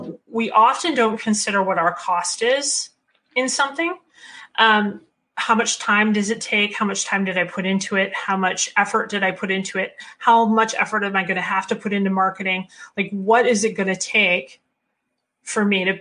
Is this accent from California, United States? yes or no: no; Michigan, United States; I'm from Michigan and this is where we make cars.